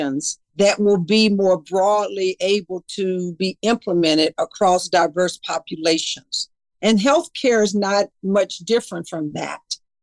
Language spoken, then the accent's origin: English; the South, United States; moved away; my life experiences as an African-American woman growing up in the South